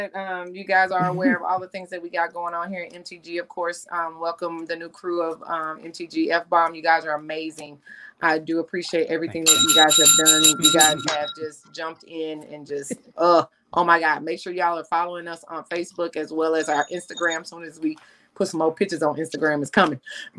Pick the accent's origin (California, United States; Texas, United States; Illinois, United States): Texas, United States; Cedar Hills; I'm from Cedar Hills.